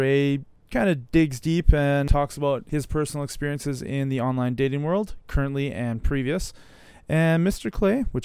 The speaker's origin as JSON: {"language": "English", "country": "Canada", "said": "me as a Canadian"}